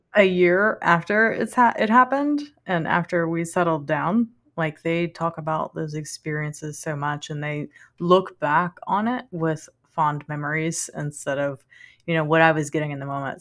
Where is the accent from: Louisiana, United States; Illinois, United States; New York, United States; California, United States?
Louisiana, United States; also born or lived in Denver; we lived in Louisiana, and French is, you know, our native language, so I'm Cajun French